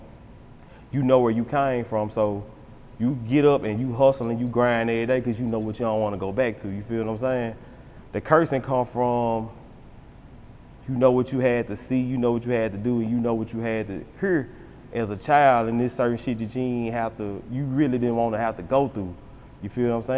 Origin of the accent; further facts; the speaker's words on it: Memphis, Tennessee, United States; growing up in South Memphis, that shit was rough.